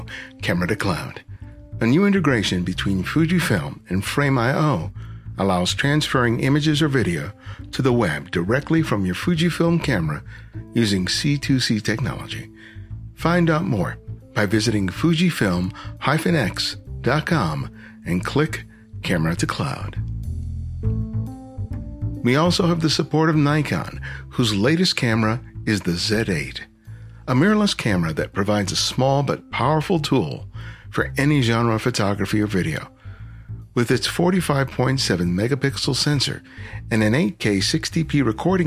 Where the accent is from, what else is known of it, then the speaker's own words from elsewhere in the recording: Southern California, United States; I grew up in Southern California